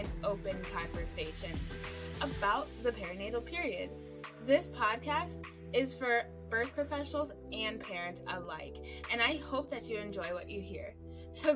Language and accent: English; Cleveland, Ohio, United States; I hail from Cleveland, Ohio